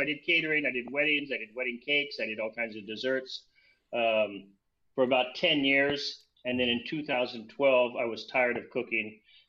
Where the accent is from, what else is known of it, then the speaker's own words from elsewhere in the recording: United States; moved away as an adult; also born or lived in Paris, France / Copenhagen, Denmark / Malmö, Sweden; me as an American